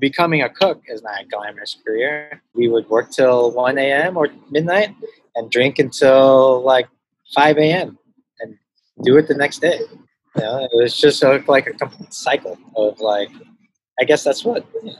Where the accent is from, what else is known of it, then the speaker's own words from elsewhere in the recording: Los Angeles, California, United States; moved away as an adult; also born or lived in Hong Kong; now in Manila, Philippines; I grew up in the Valley. So mostly all my friends in high school were Mexican. So from San Fernando Valley.